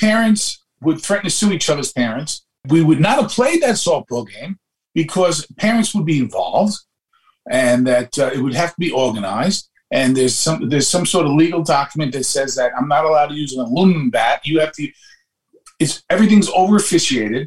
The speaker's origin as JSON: {"language": "English", "town": "New York City", "region": "New York", "country": "United States", "said": "People say I'm Irish, Italian, Black, Jewish, Caribbean, because everything was in my neighborhood. And I am a microcosm of all of that DNA that went out in those Brooklyn Nights."}